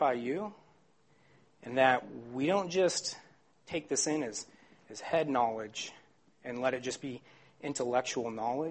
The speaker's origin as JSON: {"language": "English", "town": "Phoenix", "region": "Arizona", "country": "United States", "said": "I'm from Phoenix, Arizona."}